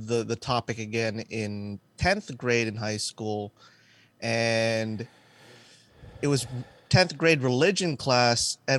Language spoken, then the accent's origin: English; Canada; we're Canadian